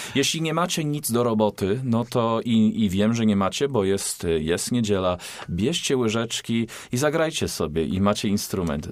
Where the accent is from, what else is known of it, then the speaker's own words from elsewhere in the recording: Australia; now in Poznań, Poland; I am Australian i jestem z Poznania